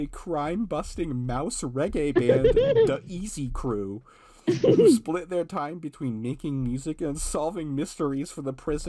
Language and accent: English; United States; as a American kid